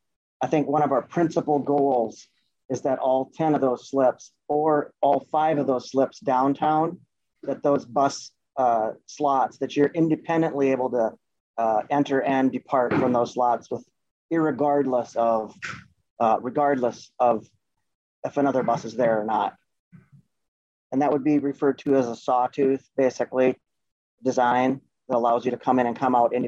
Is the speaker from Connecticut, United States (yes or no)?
no; Minnesota, United States; I'm from Minnesota.